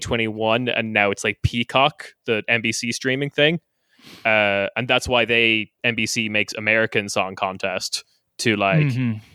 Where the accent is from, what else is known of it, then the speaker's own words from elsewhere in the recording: Ireland; I'm from Ireland, Chris. That's most of our politicians now.